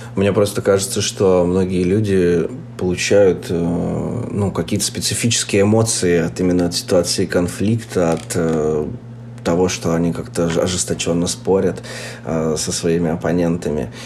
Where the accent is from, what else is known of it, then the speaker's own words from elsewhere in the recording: Chelyabinsk, Chelyabinsk Oblast, Russia; moved away as an adult; Я сегодня записываюсь из Челябинска, где я вырос